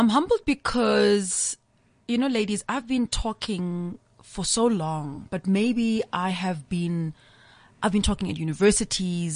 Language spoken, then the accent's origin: English; Umlazi, KwaZulu-Natal, South Africa; I'm a young girl from Natal. I'm from Mlazi